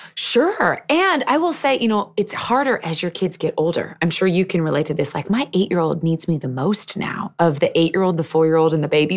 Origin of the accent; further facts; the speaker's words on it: Seattle, Washington, United States; I was born and raised in Seattle.